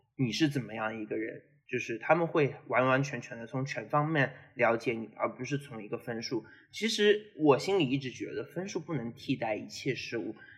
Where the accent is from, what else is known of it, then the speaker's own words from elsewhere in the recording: Zhejiang, China; moved away as an adult; also born or lived in Syracuse, United States; 因为我是浙江人嘛